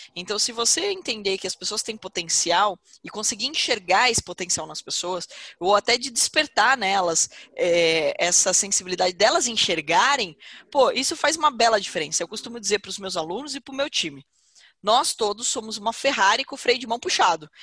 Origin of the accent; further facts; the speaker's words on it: Porto Feliz, São Paulo, Brazil; eu não sou natural de Campinas, eu sou natural de Porto Feliz